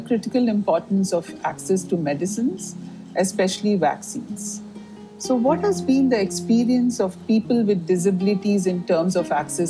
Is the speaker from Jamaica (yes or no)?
no; India; also born or lived in Delhi; I'm an Indian feminist with Dawn's executive committee based in Delhi.